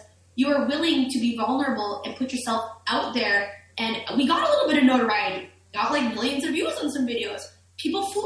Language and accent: English; Winnipeg, Manitoba, Canada; I'm from Winnipeg